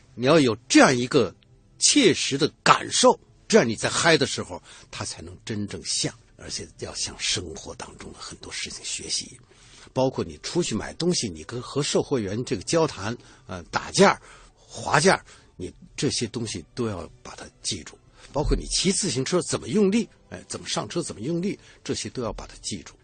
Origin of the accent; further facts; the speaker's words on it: Beijing, China; 我是北京人，祖籍不是北京，祖籍是河北衡水，就全老白干儿的那个地方